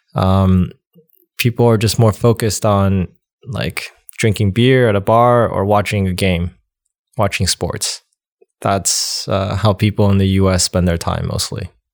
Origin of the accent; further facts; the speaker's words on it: United States; born or raised there; also born or lived in China / Wisconsin